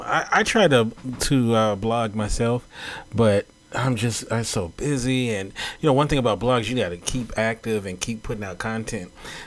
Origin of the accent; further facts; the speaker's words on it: Southern California, United States; a fellow native. I'm from here as well.